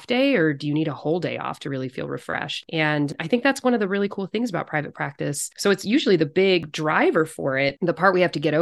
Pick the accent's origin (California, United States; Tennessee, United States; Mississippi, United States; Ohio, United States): California, United States; moved away as an adult; also born or lived in Chicago / Seattle area; now in Silverdale, United States; I grew up in California